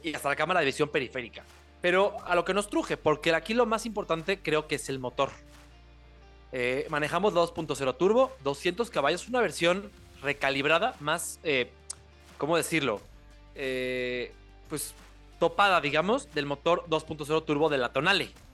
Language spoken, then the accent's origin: Spanish; Mexico